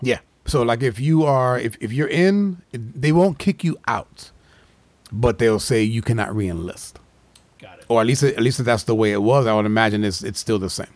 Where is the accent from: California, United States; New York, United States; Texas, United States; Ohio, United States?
New York, United States; growing up in New York